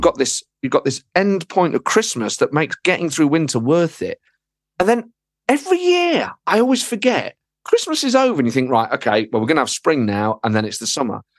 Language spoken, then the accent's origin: English; Nottingham, East Midlands, United Kingdom; moved away as an adult; now in London, United Kingdom; I grew up in Nottingham, and then I moved to London about fifteen years ago